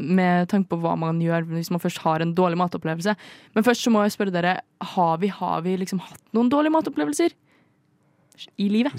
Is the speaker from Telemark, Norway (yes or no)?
no; Indre Østfold, Norway; now in Oslo, Norway; Jeg er fra Indre Østfold